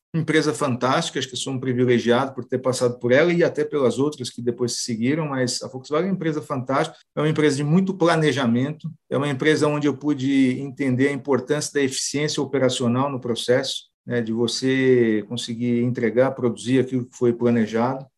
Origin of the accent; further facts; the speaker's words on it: São Paulo, Brazil; nasci em São Paulo